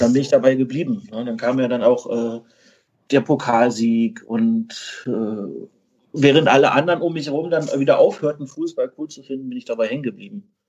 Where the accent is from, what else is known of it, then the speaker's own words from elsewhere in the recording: Berlin, Germany; moved away as an adult; now in Tübingen, Germany; Ich komme eigentlich aus Berlin, bin aber jetzt seit äh, März in Tübingen ansässig